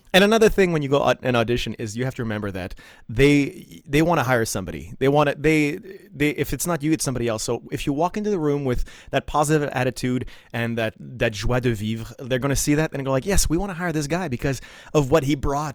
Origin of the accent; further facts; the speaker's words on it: Ottawa, Ontario, Canada; English is a second language; moved away as an adult; now in New York, United States; I was born in Ottawa, Ontario